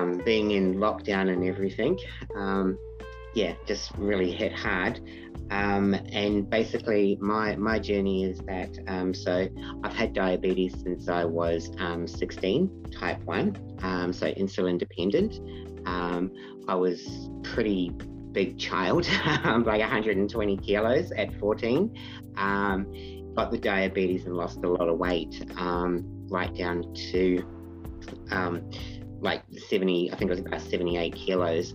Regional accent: Papamoa, Bay of Plenty, New Zealand; moved away as an adult; also born or lived in Perth, Western Australia; now in Australia; I'm originally from New Zealand, from Papamoa, grew up there.

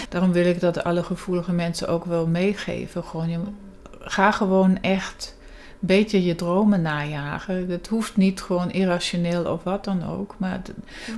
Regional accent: Germany; moved away as an adult; also born or lived in England; deels in Duitsland, waar ik vandaan kom

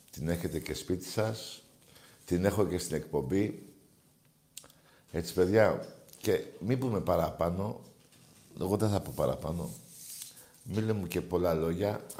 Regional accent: Greece; Εγώ δεν φοβάμαι. Είμαι Έλληνας, έτσι. Πατρίδα, θρησκεία και οικογένεια.

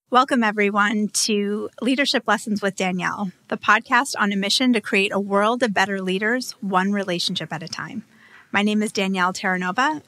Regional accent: Hingham, Massachusetts, United States; a full-service home design and build business in my hometown on the South Shore of Hingham, Massachusetts.

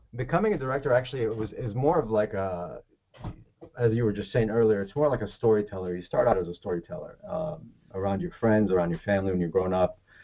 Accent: New Jersey, United States; born or raised there; moved away as an adult; also born or lived in Egypt / California; now in Florida, United States

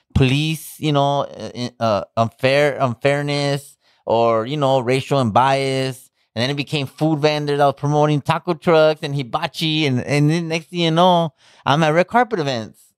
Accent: Pomona, California, United States; I'm from Pomona.

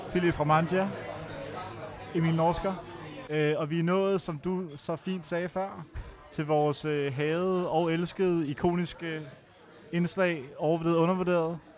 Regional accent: Copenhagen, Capital Region of Denmark, Denmark; jeg er jo født og opvokset på Østerbro, som du også siger. Indre Østerbro.

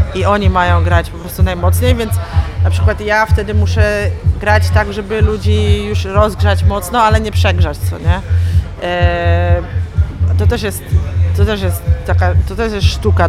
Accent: Masovian Voivodeship, Poland; moved away as an adult; now in Poznań, Poland; Ja jestem z Mazowsza

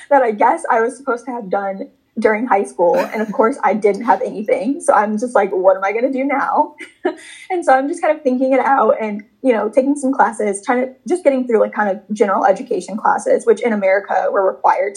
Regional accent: Chicago, Illinois, United States; moved away as an adult; now in New York City, United States; I'm originally from Chicago, Illinois, but now I live in New York City and I'm 26 years old now. And growing up, I grew up between Chicago and the suburbs of Chicago

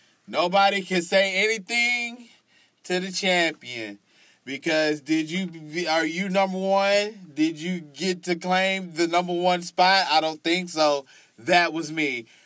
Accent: Texas, United States; You know, I'm from Texas. You know, because I think people from Texas talk just like this. So I guess sometimes I just got to go back to my Texas roots sometimes.

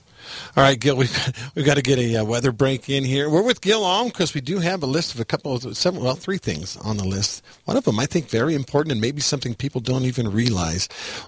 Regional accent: Texas, United States; also born or lived in Utah; And I grew up in Texas and then in Utah.

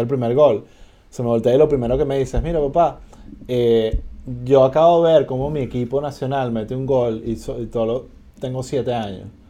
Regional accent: Venezuela

